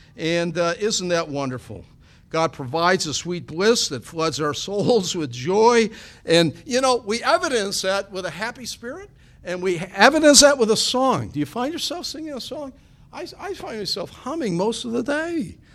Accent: Niagara Falls, New York, United States; growing up in Niagara County there, Niagara Falls

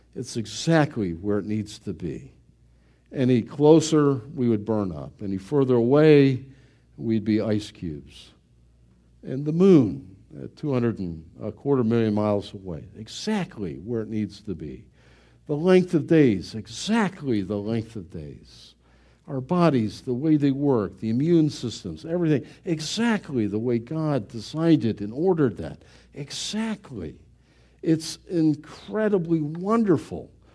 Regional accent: United States

